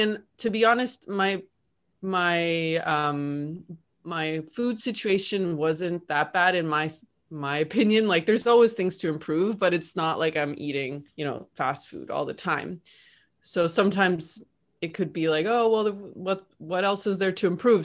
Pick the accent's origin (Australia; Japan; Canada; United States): Canada; now in Argentina; I'm living in Argentina, but I'm also Canadian